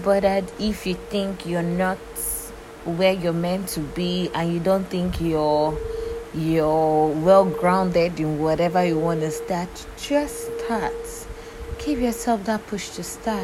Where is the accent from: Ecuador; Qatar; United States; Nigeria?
Nigeria; I'm from Nigeria and I currently live in Nigeria